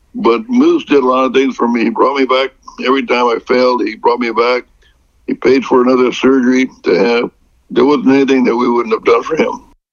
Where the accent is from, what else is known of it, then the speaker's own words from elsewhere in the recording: Fresno, California, United States; I turned down a job in my hometown area of Fresno